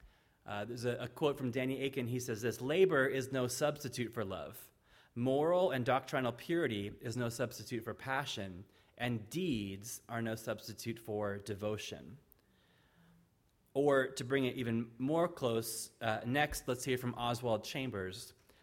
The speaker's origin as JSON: {"language": "English", "country": "Ireland", "said": "Now, I'm visiting California from Ireland, and I love it here."}